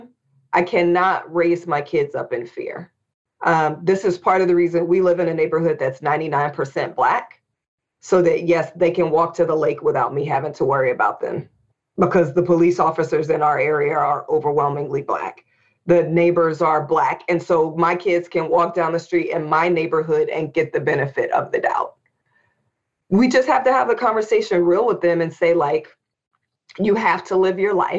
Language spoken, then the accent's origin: English; Indianapolis, Indiana, United States; we were growing up in Indianapolis, Indiana